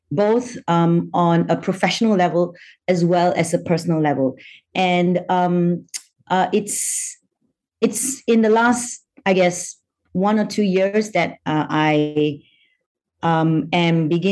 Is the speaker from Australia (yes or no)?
no; Malaysia; So I'm Malaysian by nationality. I was born in Malaysia, but my paternal great-grandfather came from China.